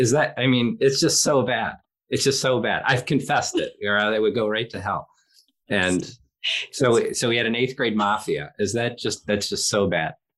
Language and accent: English; Philadelphia, Pennsylvania, United States; I'm from Philadelphia